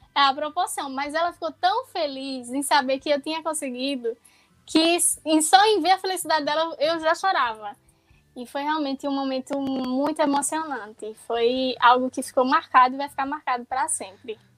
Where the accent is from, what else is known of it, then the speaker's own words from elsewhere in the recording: Pernambuco, Brazil; sou do estado de Pernambuco